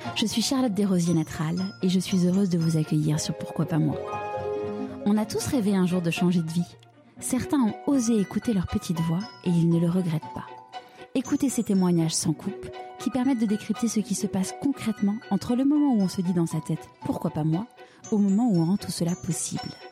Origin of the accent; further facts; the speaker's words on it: Paris, Île-de-France, France; j'ai grandi à Paris